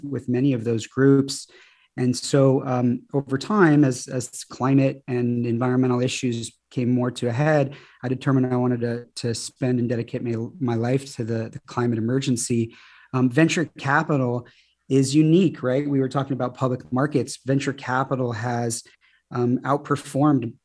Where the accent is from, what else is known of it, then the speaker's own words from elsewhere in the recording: Birmingham, Michigan, United States; now in Santa Barbara, United States; I'm originally from Michigan, from a little suburb of Detroit called Birmingham. And my family moved to Santa Barbara actually in the early 90s